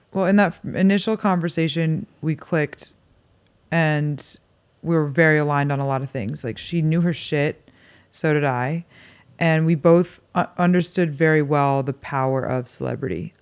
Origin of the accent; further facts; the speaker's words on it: New York City, New York, United States; I grew up in Manhattan